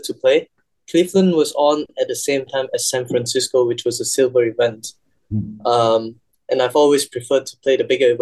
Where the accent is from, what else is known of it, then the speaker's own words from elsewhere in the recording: Malaysia; being the Malaysian number one back home